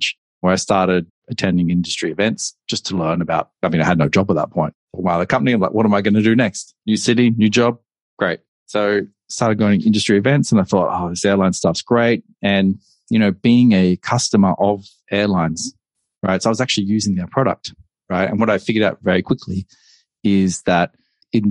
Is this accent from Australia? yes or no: yes; Australia; moved away as an adult; also born or lived in Hong Kong; I'm Australian and I decided I need to move overseas at that point. And so I relocated to Hong Kong.